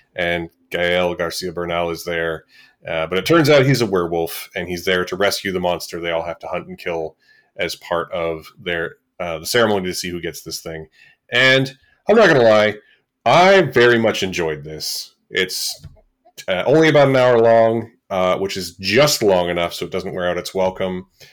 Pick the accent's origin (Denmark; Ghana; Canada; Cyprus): Canada; as Canadian podcasters